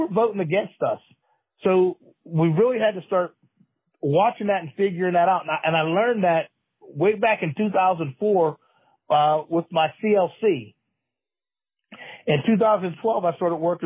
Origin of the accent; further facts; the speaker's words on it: Pennsylvania, United States; I'm from Pennsylvania